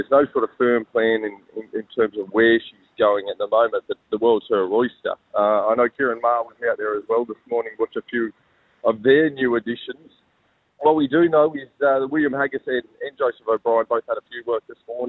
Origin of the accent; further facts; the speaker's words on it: Sydney, New South Wales, Australia; I'm a man from the Golden West of Sydney.